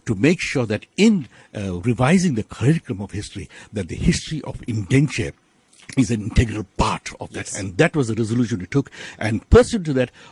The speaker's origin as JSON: {"language": "English", "country": "South Africa", "said": "we are South African, integral South Africans, full-blooded South Africans, but of indenture"}